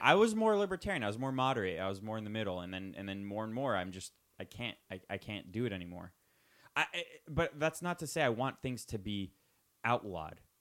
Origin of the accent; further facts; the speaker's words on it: United States; I was born in the United States